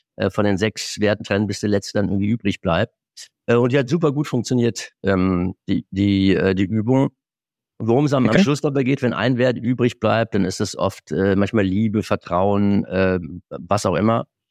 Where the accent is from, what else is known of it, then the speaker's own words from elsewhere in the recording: Moselle, Germany; moved away; in meiner alten Heimat an der Mosel